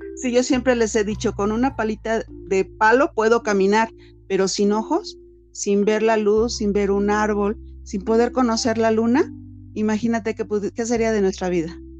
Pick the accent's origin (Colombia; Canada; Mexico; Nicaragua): Mexico; nosotros como latinos, como mexicanos